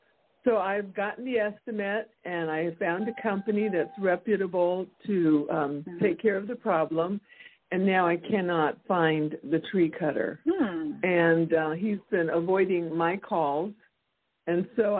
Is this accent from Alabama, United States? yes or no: no; Texas, United States; I'm from Texas